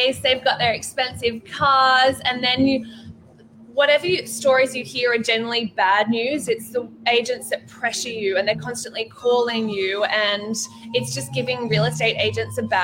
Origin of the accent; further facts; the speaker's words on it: Sydney, New South Wales, Australia; In the Northern Beaches. I'm here. I'm a beaches girl. I'm local, so I grew up around Elanora Heights.